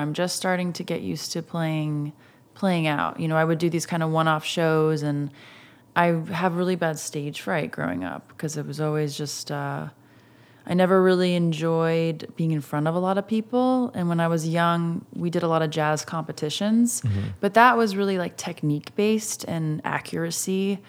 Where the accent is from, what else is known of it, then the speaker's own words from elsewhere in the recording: Massachusetts, United States; now in Los Angeles, United States; Well, I grew up right outside of Boston.